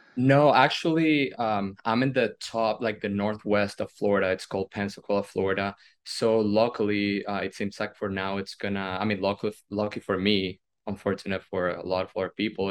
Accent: Venezuela; moved away as an adult; now in United States; today marks 11 years uh, since the day I moved from Venezuela to the United States

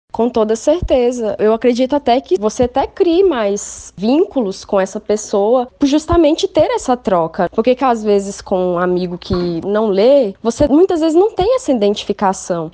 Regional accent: interior of Minas Gerais, Brazil; moved away as an adult; now in João Pessoa, Brazil; venho de uma cidade do interior de Minas

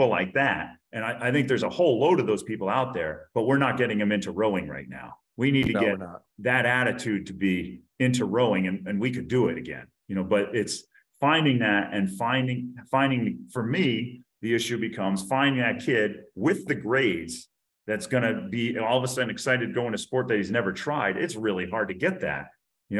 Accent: United States; I'm born and bred in the United States of America

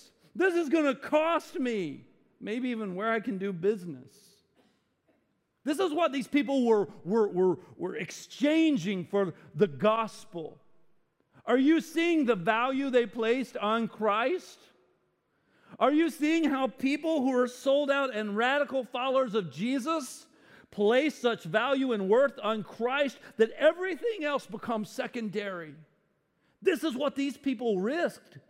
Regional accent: the South, United States; I grew up in the South. The Bible Belt, the buckle of the Bible Belt

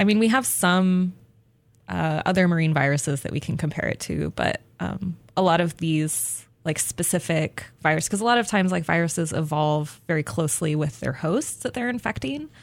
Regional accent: Albuquerque, New Mexico, United States; moved away; I grew up in Albuquerque, New Mexico

